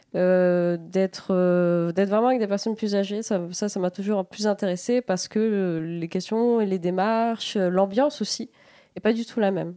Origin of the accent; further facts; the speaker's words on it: La Roche-sur-Yon, Pays de la Loire, France; moved away; also born or lived in Rennes; je suis allée au conservatoire de la Roche-sur-Yon, de là où je viens